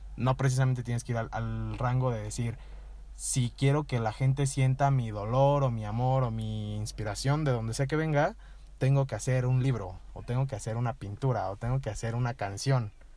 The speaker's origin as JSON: {"language": "Spanish", "town": "Toluca", "region": "State of Mexico", "country": "Mexico", "moved": "as an adult", "lives_now": "San Miguel de Allende, Mexico", "said": "soy de aquí de Toluca también"}